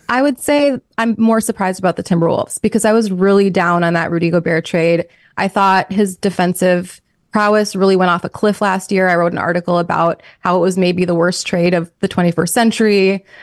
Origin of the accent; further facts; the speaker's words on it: New York, United States; moved away; also born or lived in Minnesota; we're both from New York